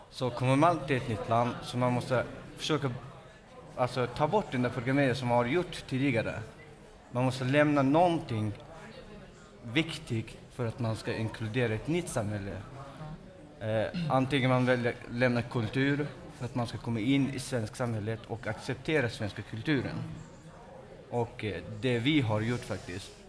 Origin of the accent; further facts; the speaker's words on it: Afghanistan; mina, eh, kompisar som jag är själv från Afghanistan till exempel.